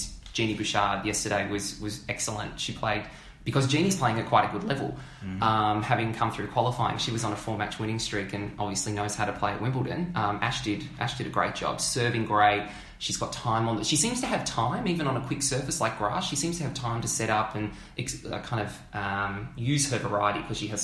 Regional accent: Melbourne, Victoria, Australia; born and bred in Melbourne

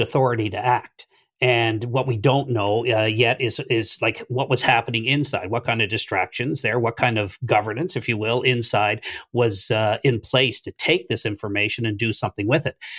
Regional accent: Canada; any Canadian of my age

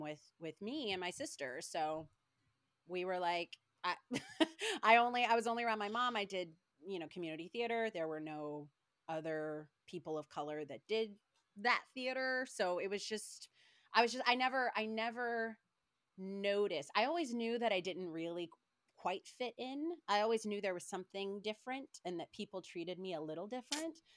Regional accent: Paducah, Kentucky, United States; I was born and raised in Kentucky, like, Paducah, Kentucky, very small town

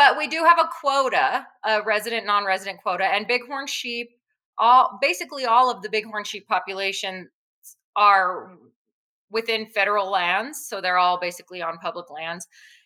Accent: New Mexico, United States; I'm born and raised in New Mexico

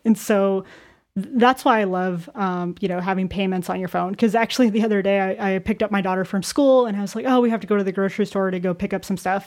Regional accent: Arizona, United States; I'm born and raised in Arizona

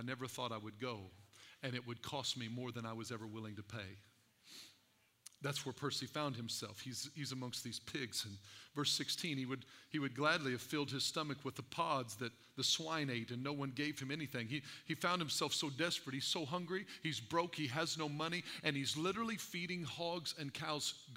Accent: Albion, Illinois, United States; I was raised in Edwards County, Albion, Illinois, and we loved us some pigs in Albion

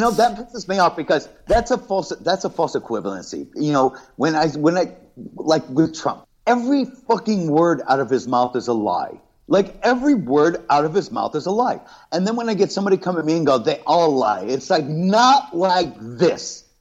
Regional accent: Los Angeles, California, United States; also born or lived in Ireland; I grew up surfing in Southern California, in LA, in Orange County

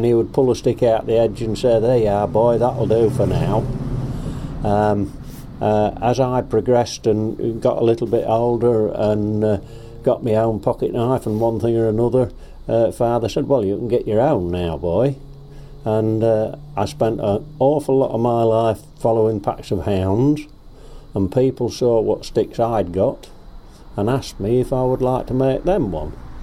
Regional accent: Binbrook, East Midlands, United Kingdom; I was born in Lincolnshire at a place called Binbrook, and my father was a rabbit catcher

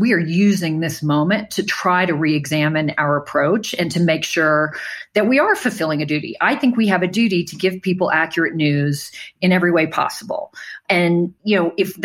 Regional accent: New Orleans, Louisiana, United States; I'm from New Orleans

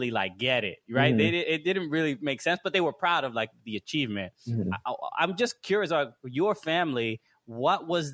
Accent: New York, United States; as a person of Dominican descent, both my parents are from DR. I grew up in New York

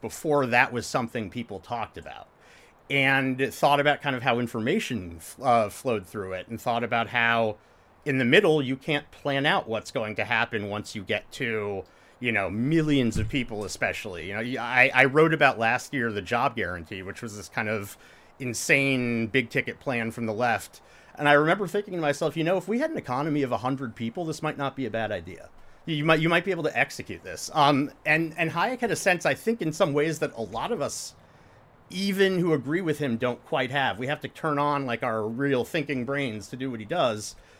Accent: Indiana, United States; moved away as an adult; also born or lived in Michigan / Stanford, California; I went to college at the University of Michigan after I grew up in Indiana

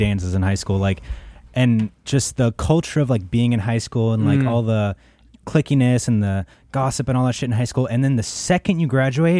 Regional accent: United States; I grew up in the Valley.

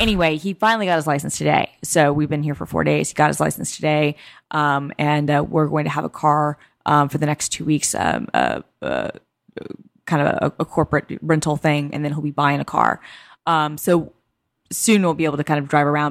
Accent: New York, United States; moved away as an adult; now in Bellevue, United States; I'm still a New Yorker.

